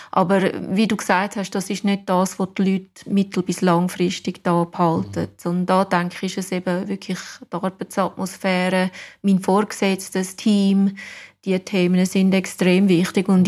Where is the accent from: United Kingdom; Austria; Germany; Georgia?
United Kingdom; England; German is a second language; now in Wädenswil, Switzerland; Und ja, ich bin Engländerin, aber ich glaube, man hört es nicht mehr.